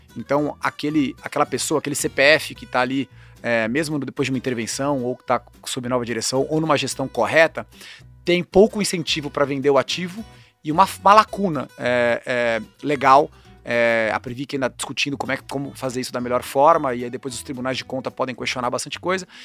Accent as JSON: {"language": "Portuguese", "town": "Campinas", "region": "São Paulo", "country": "Brazil", "tie": "born or raised there", "said": "eu cresci em Campinas"}